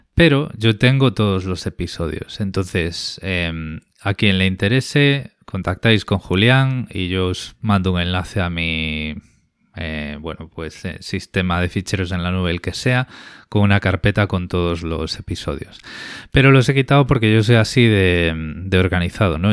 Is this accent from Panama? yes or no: no; Spain; moved away as an adult; now in Australia; conservando la española